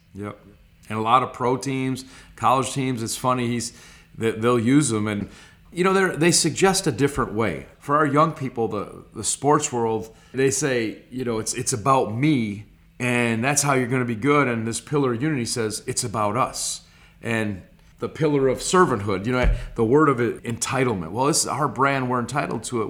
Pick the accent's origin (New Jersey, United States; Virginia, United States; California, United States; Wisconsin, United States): Wisconsin, United States; Stevens Point; also born or lived in Clintonville, Wisconsin / Green Bay, Wisconsin; the majority of my life was in Stevens Point, Wisconsin from first to ninth grade